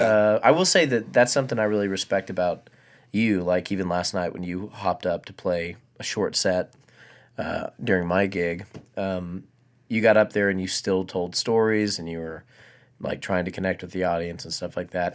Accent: Abilene, Texas, United States; also born or lived in Tennessee; Abileen's my hometown

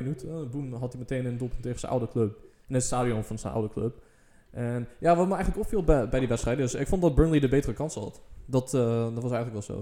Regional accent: Netherlands; als Nederlander

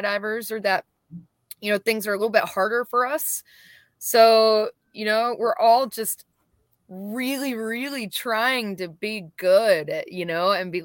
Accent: Warner Robins, Georgia, United States; moved away as an adult; also born or lived in Nashville, Tennessee; now in Georgia, United States; I was born and raised in Warner Robins. I moved to Nashville, Tennessee when I was 21

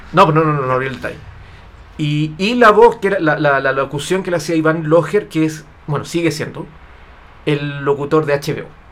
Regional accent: Chile; yo vivo en Chile

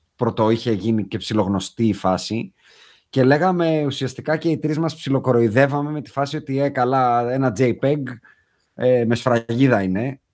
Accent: Athens, Attica, Greece; Εμεί είμαστε και οι τρει από Αθήνα.

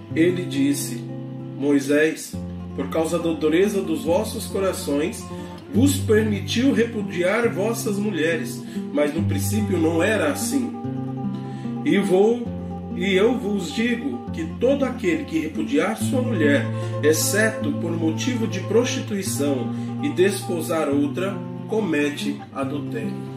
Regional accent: Varginha, Minas Gerais, Brazil; moved away as an adult; also born or lived in Imperatriz, Maranhão; now in Parauapebas, Brazil; sou natural da cidade de Varginha, sul de Minas Gerais

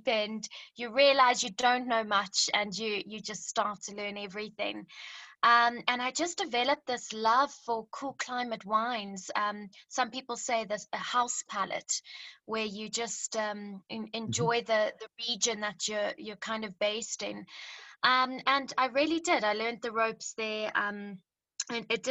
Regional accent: Zimbabwe; also born or lived in Cape Town, South Africa; now in South Africa; I'm from Zimbabwe originally, so grew up in the bush

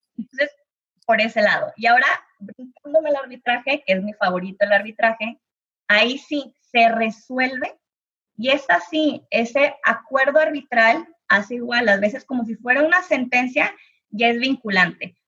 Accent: Monterrey, Nuevo León, Mexico; yo que soy de Monterrey

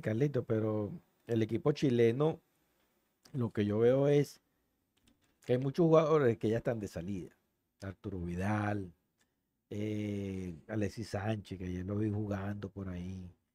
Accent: Venezuela; nosotros como venezolanos

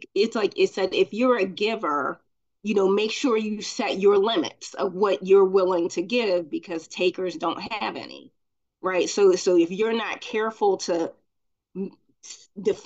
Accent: Baltimore, Maryland, United States; also born or lived in Glen Burnie, Maryland; So I'm from Maryland. I'm from Glen Burnie, Baltimore area. And I lived in Baltimore, but I went to school in Glen Burnie

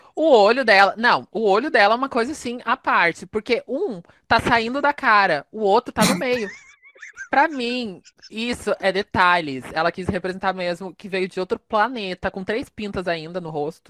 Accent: South Region, Brazil; eu sou do Sul

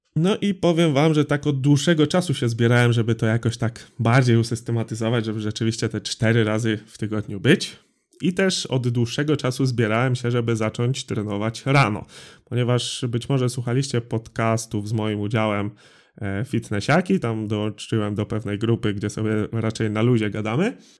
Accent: Drawsko Pomorskie, West Pomeranian Voivodeship, Poland; Ja jestem z Drawska Pomorskiego

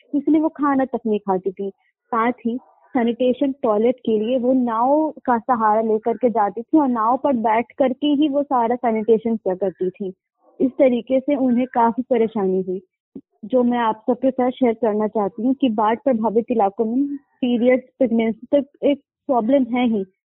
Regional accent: Muzaffarpur, Bihar, India; मैं मुजफ्फरपुर बिहार से हूँ

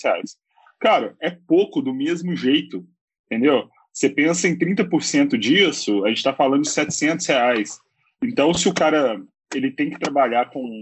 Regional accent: Belo Horizonte, Minas Gerais, Brazil; eu sou aqui de Belo Horizonte

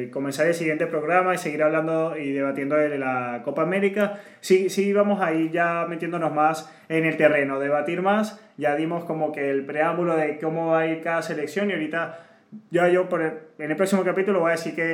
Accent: Venezuela; lo dice porque somos dos venezolanos este

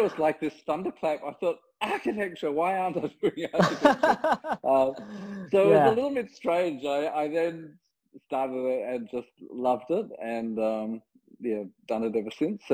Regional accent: Perth, Western Australia, Australia; I grew up in Perth in Western Australia

